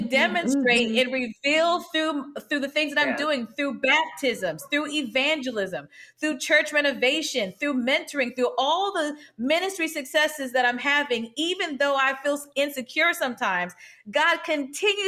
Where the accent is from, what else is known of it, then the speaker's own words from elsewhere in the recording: Lincoln, Nebraska, United States; I'm from Lincoln, Nebraska, and I'm a woman